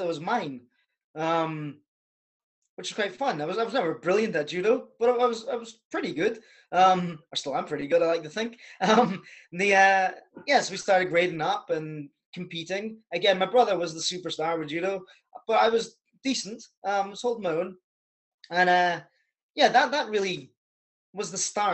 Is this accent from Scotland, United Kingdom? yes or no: yes; Scotland, United Kingdom; also born or lived in Canada; my accent doesn't sound like it now. I'm actually Canadian. So when I was 5 or 6 years old, moved to the country in Scotland